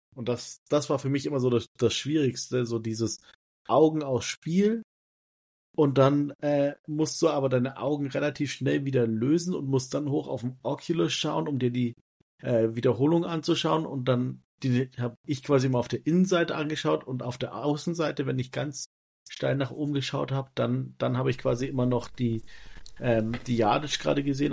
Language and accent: German; Germany; als Deutscher